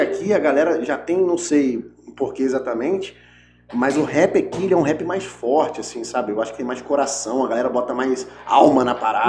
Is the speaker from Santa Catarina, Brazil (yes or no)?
no; Rio de Janeiro, Brazil; now in Espírito Santo, Brazil; sou do Rio e tal. Amo o Rio